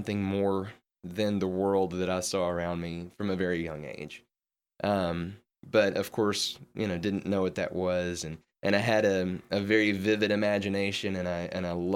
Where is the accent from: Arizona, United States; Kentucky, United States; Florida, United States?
Kentucky, United States; Western; now in Memphis, United States; I grew up in Western Kentucky